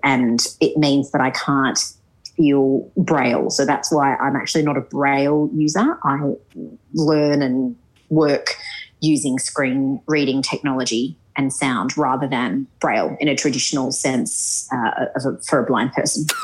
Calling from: Sydney, New South Wales, Australia; I am actually calling from Sydney

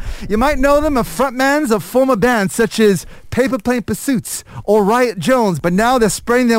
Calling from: Malaysia; I'm calling all the way from Malaysia.

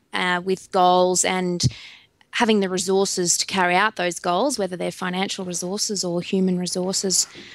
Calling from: Goondiwindi, Queensland, Australia; I'm joining you from Gundawindi in Queensland, which is right on the border of New South Wales and Queensland on the McIntyre River.

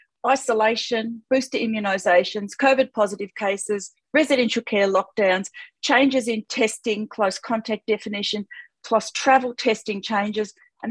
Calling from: Victoria, Australia; I'm calling in from Wadawurrung country.

